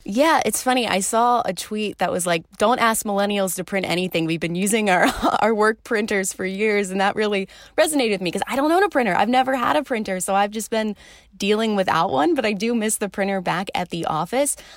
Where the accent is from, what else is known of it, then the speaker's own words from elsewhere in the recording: suburbs of Philadelphia, Pennsylvania, United States; moved away as an adult; also born or lived in Illinois; now in Milwaukee, United States; technically the suburbs of Philadelphia. Philly people would get mad if I said I was actually from Philly. But yes, the East Coast, about an hour outside of Philly, right along kind of the Jersey border is where I grew up